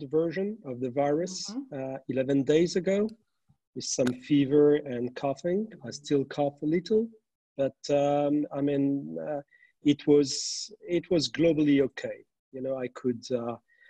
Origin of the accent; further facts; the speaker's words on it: Metz, Grand Est, France; moved away as an adult; also born or lived in Paris / United States; now in Luxembourg; I was born in Metz on the other side of the border. I studied in Paris and after in the US